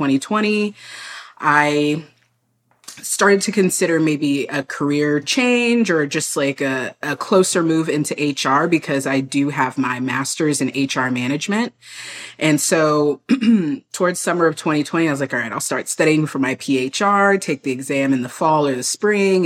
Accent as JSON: {"language": "English", "town": "San Antonio", "region": "Texas", "country": "United States", "tie": "born or raised there", "said": "I grew up in San Antonio, a very big military city"}